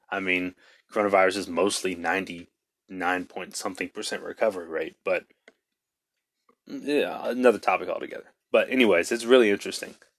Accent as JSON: {"language": "English", "town": "Mesquite", "region": "Texas", "country": "United States", "tie": "born or raised there", "said": "my hometown of Mesquite, Texas"}